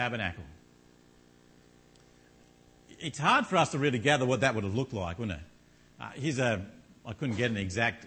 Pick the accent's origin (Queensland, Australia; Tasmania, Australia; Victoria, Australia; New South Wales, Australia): Tasmania, Australia; Launceston; moved away; I come from Launceston in Tasmania